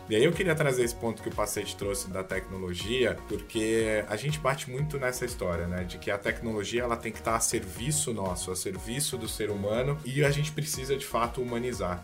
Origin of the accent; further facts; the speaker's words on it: interior of São Paulo, Brazil; eu sou do interior de São Paulo, muito próximo ali, né? Convivi desde a infância com o Magazine Luiza na época ali.